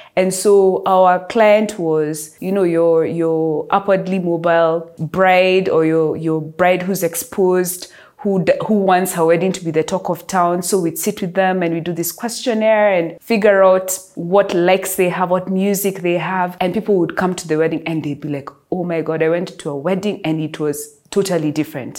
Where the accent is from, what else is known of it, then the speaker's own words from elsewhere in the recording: Nairobi, Kenya; I am from Nairobi